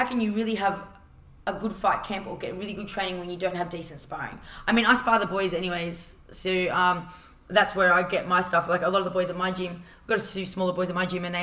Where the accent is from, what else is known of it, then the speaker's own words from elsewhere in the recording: Australia; being Australian and having my looks in America